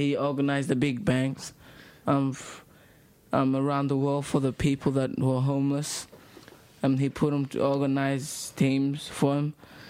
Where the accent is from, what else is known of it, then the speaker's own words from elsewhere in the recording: Sudan; moved away; we talked about referendum, growing up in Sudan, and living in a refugee camp.